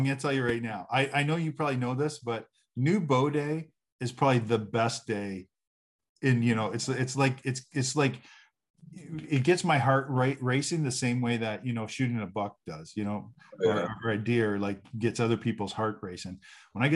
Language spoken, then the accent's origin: English; Canada; moved away; I'm Canadian